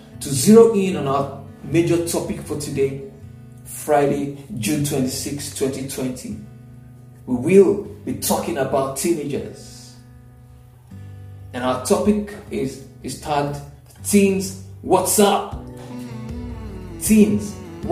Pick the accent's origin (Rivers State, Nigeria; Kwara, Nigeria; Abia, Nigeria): Kwara, Nigeria; Ilorin; now in Lagos, Nigeria; growing up in Ilorin, my father had a farm